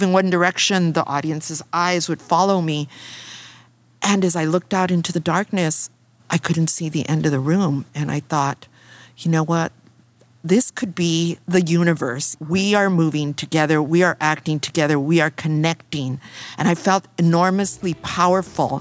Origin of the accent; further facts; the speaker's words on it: Los Angeles, California, United States; I grew up in East